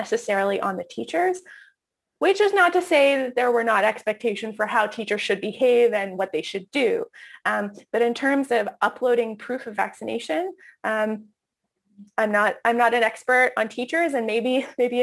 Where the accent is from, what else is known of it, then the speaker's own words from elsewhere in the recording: Canada; moved away as an adult; also born or lived in United States; as a Canadian who's lived in the States for a couple of years